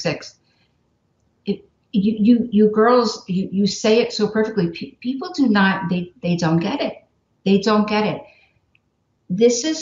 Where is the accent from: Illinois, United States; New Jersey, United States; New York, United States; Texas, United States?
New Jersey, United States; moved away; I'm from New Jersey